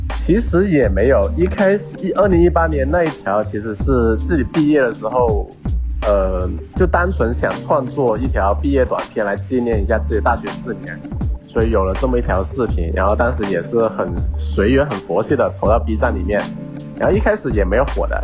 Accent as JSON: {"language": "Chinese", "town": "Foshan", "region": "Guangdong", "country": "China", "lives_now": "Guangzhou, China", "said": "我是来自佛山的，现在居住在广州，在这边居住和生活"}